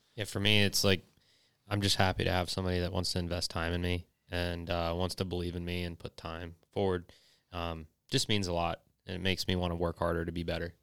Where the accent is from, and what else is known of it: North Georgia, United States; born or raised there; also born or lived in Bradenton, Florida